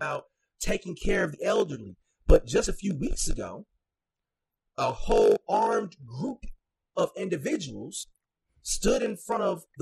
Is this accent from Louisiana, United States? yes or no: no; Minneapolis, Minnesota, United States; I'm from North Minneapolis